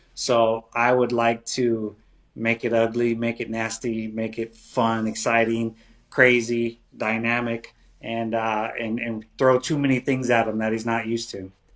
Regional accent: Palm Springs, California, United States; I want to fight in my hometown.

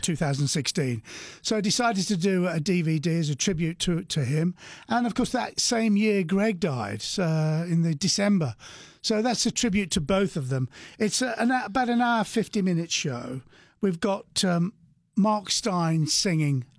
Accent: England, United Kingdom; We're from England

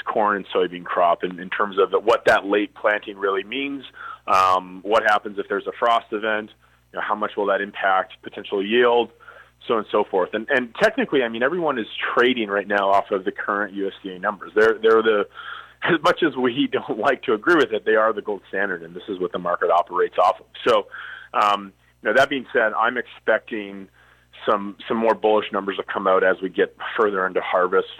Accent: Foam Lake, Saskatchewan, Canada; my hometown being Foam Lake.

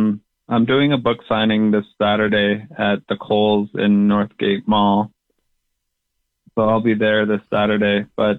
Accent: Calgary, Alberta, Canada; now in Regina, Canada; I was born and raised in Calgary, Alberta.

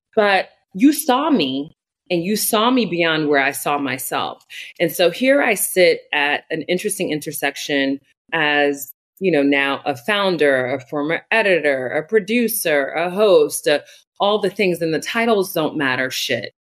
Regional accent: Newark, New Jersey, United States; develop an education program in my hometown of Newark, New Jersey

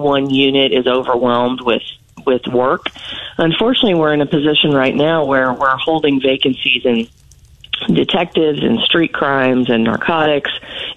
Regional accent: St. Joseph, Missouri, United States; moved away as an adult; now in Columbia, United States; I'm originally from St. Joseph, Missouri. I grew up there, and I moved to Columbia in 1995 to attend school.

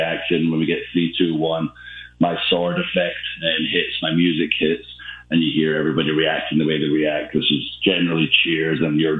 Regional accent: Ayr, Scotland, United Kingdom; my hometown of Ayr. Basically, I'm from a place called Ayr

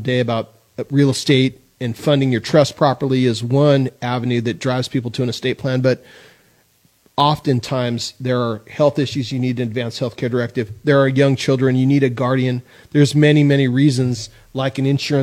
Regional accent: San Luis Obispo, California, United States; I grew up in San Luis Obispo

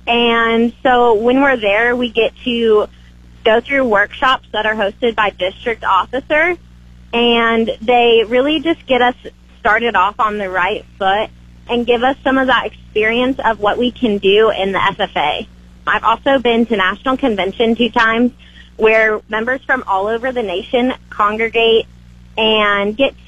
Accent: Wichita, Kansas, United States; also born or lived in Hoxie; Well, I was raised in Wichita, and then around my eighth grade year, I moved up to Hoxie, and I got put in a more rural sense of community

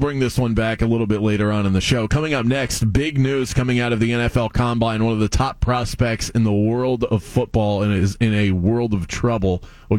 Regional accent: South Florida, United States; I grew up in South Florida.

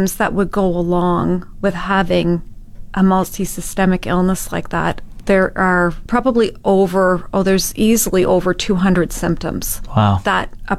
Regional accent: Ottawa, Ontario, Canada; moved away as an adult; now in Fort McMurray, Canada; I'm from Ottawa area originally

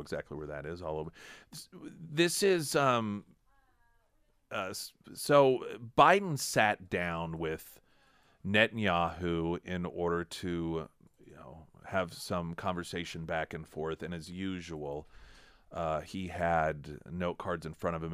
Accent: United States; as an American

